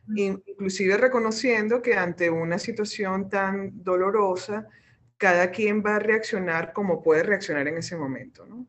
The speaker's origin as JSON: {"language": "Spanish", "country": "Venezuela"}